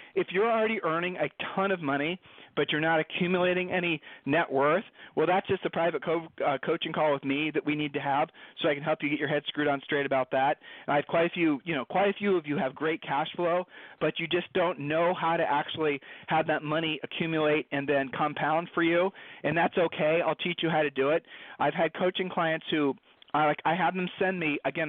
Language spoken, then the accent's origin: English; Columbus, Ohio, United States; Julie and I were growing up in Columbus, Ohio